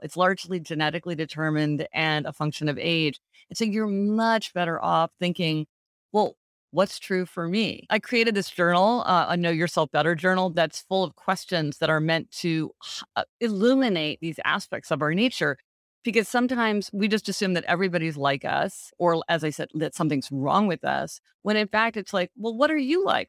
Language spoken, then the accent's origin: English; Kansas City, Missouri, United States; moved away; I go to Kansas City, which is my hometown, to see my parents for the holidays every year.